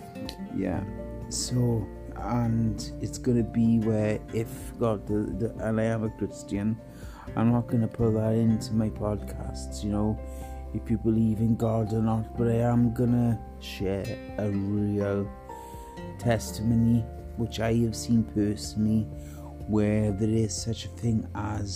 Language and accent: English; Wales, United Kingdom; I'm the Welshman